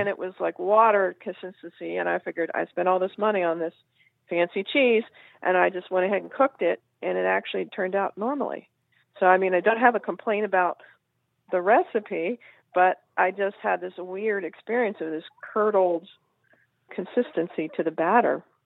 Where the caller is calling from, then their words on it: Batesville, Virginia, United States; Calling from Batesville, Virginia.